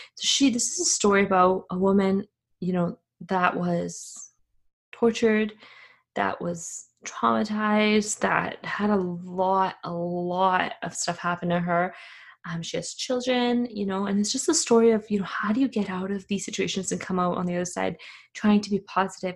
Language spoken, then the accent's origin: English; Afghanistan; moved away; I am from Afghanistan.